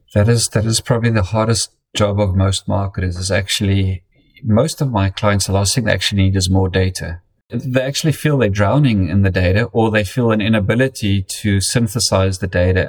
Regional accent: South Africa; moved away as an adult; also born or lived in United Kingdom; now in Connecticut, United States; I grew up in, in, in South Africa um, and then spent um, 10 years in the United Kingdom. And uh, it's my fourth year in the United States now

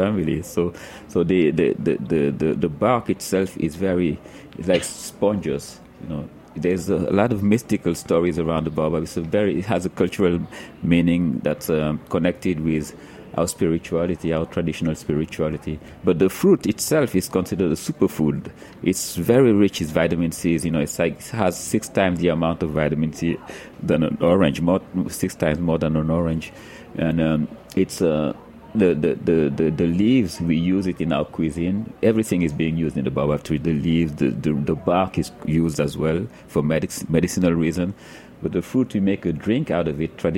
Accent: Dakar, Senegal; I was born and raised in Dakar, my parents are from the south.

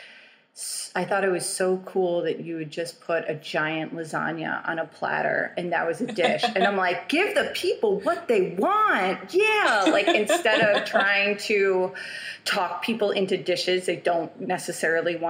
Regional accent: New York City, New York, United States; moved away as an adult; now in Germany; So I grew up in New York City and born and raised Chelsea whole life

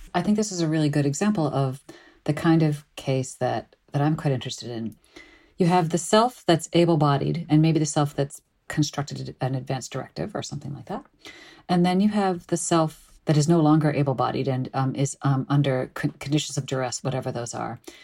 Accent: suburbs of Chicago, Illinois, United States; I grew up in the suburbs of Chicago

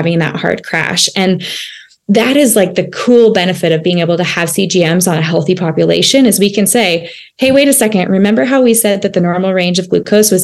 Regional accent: United States; as an American, as Americans and in our country

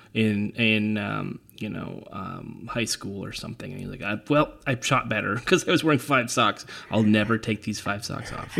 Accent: California, United States; I'm from California

